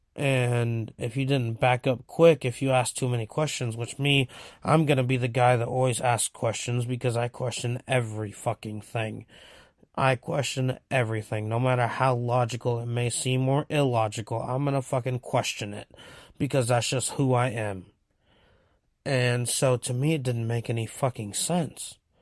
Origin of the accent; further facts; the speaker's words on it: Seaside, California, United States; also born or lived in Monterey, California; I was born in Monterey at Chomp, um, but I was raised in Seaside, California